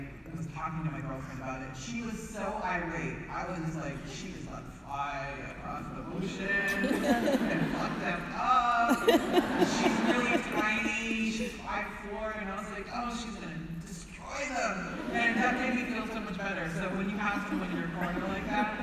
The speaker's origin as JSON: {"language": "English", "country": "United States", "tie": "born or raised there", "said": "I was raised in the United States"}